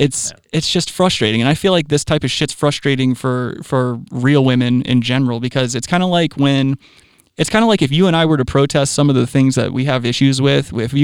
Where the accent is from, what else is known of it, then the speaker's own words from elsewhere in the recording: Myrtle Beach, South Carolina, United States; I know for a fact, like I've grown up, I grew up in Myrtle Beach.